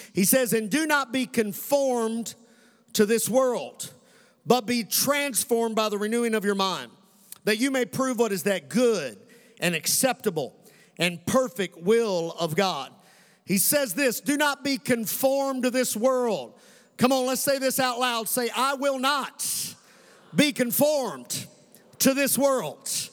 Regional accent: Western Kentucky, United States; also born or lived in Colorado; This kid who grew up right here in Western Kentucky, Commonwealth of Kentucky

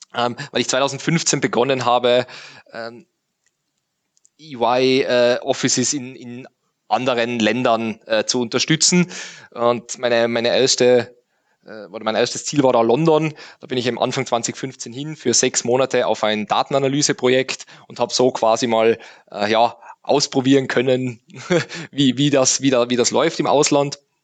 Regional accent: Tyrol, Austria; also born or lived in Innsbruck; Also ich bin geboren in Tirol, äh, dann aufgewachsen auf einem Bauernhof

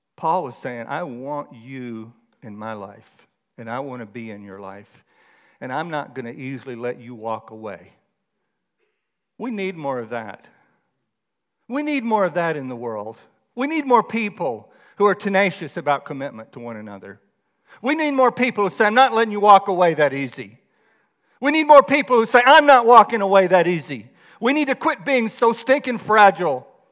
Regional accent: Texas, United States; moved away; I grew up in Texas

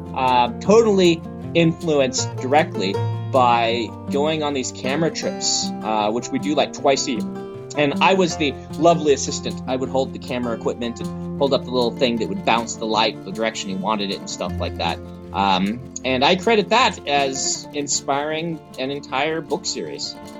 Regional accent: Nebraska, United States; moved away as an adult; now in Utah, United States; Growing up in Nebraska, which is very green

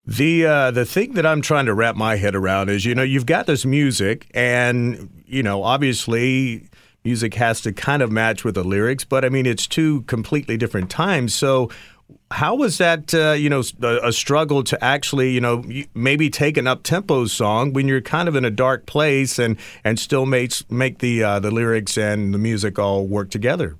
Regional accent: East Coast, United States; also born or lived in Los Angeles; I'm from the East Coast

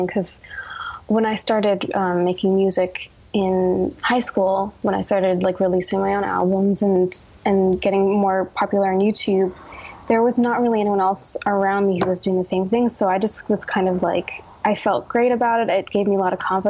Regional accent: New Jersey, United States; I was born in New Jersey

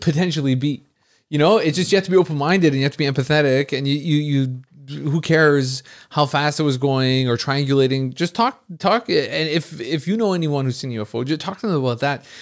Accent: Montreal, Quebec, Canada; I'm from Montreal

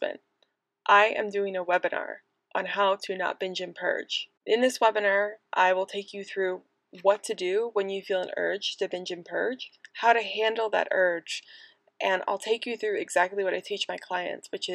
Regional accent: United States; also born or lived in Manchester; the USA, my home country

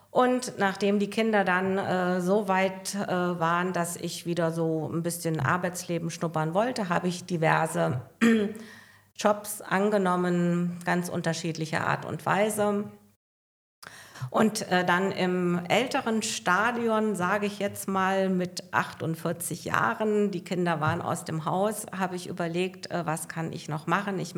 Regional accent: Bottendorf, Hesse, Germany; bin 62 Jahre alt, äh, komme aus dem schönen Hessenland, ähm, aus meinem Geburtsort Bottendorf, wo ich auch heute noch fest verwurzelt bin.

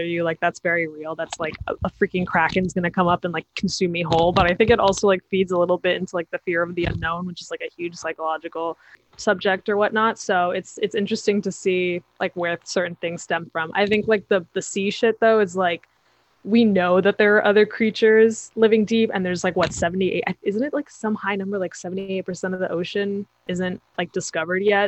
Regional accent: New York City, New York, United States; I'm from Manhattan

